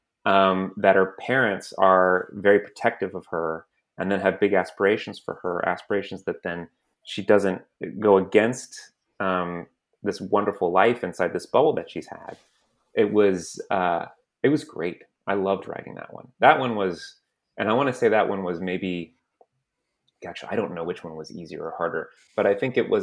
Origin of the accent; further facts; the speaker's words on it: San Antonio, Texas, United States; I grew up in San Antonio, Texas